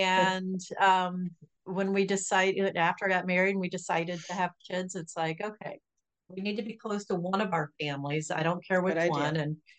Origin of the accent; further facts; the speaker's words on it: Florida, United States; And today we are headed to Florida, which is my home state.